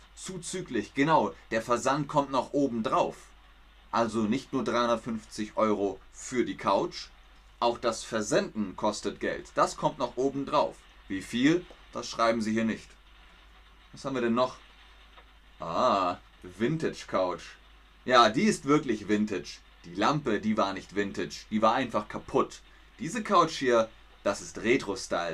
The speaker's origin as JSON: {"language": "German", "region": "Bavaria", "country": "Germany", "said": "In Bayern, da wo ich herkomme, sagt man beides"}